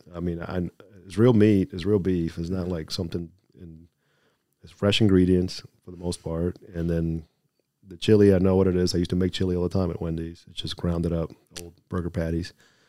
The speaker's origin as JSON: {"language": "English", "town": "Miami", "region": "Florida", "country": "United States", "tie": "born or raised there", "said": "But anywho, growing up in Miami, it was pretty much the three of us, siblings."}